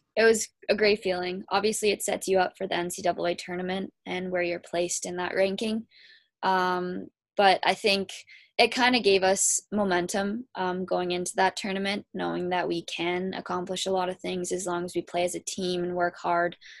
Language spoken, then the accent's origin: English; Kitchener, Ontario, Canada; I am from Kitchener, Ontario.